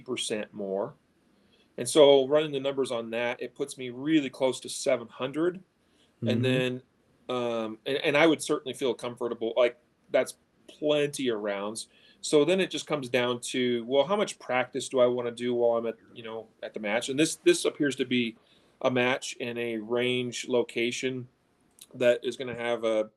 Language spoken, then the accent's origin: English; United States; I'm an American